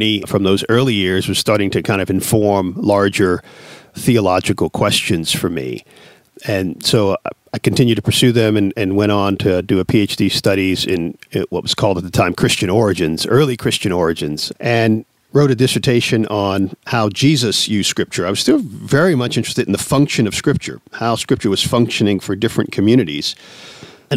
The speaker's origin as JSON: {"language": "English", "region": "New York", "country": "United States", "tie": "born or raised there", "said": "I was born in New York"}